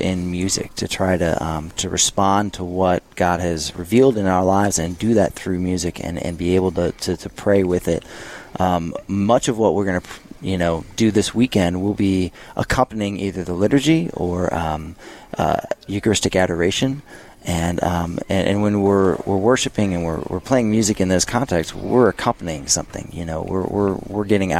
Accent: St. Louis, Missouri, United States; moved away; also born or lived in Minnesota; I'm from St. Louis, Missouri

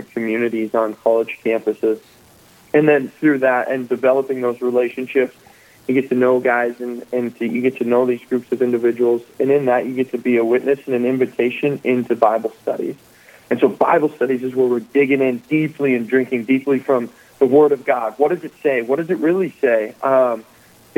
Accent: Dickinson, North Dakota, United States; moved away as an adult; also born or lived in Minnesota; I came from Dickinson, or I grew up in Dickinson, North Dakota

